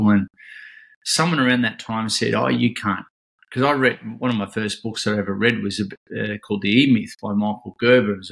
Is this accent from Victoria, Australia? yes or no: yes; Ocean Grove, Victoria, Australia; I'm in uh, Ocean, born and bred in Ocean Grove, so grew up grew up here as a you know competitive surfer, surf lifesaver, swimmer.